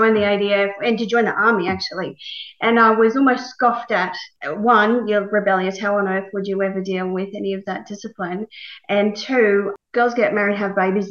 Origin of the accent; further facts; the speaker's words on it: Young, New South Wales, Australia; I was born in Young, New South Wales, a very small country town.